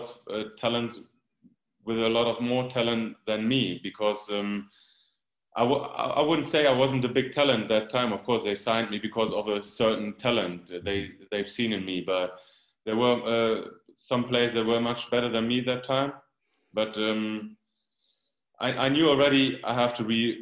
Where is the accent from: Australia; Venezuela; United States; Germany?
Germany; It's like 90 kilometers away, like about 60 miles away from my hometown. But of course, it was a dream move coming from a small village like me, and then moving to Dortmund.